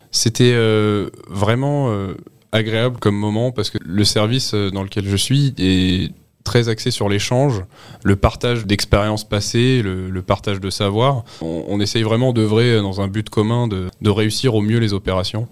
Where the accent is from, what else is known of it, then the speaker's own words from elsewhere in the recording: Montainville, Île-de-France, France; je suis originaire d'Île-de-France, dans un petit village du 78 qui s'appelle Montainville